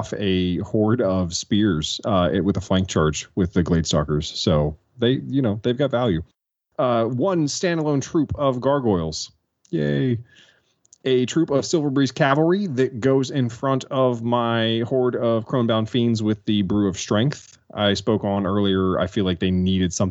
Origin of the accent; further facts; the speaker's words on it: United States; I'm American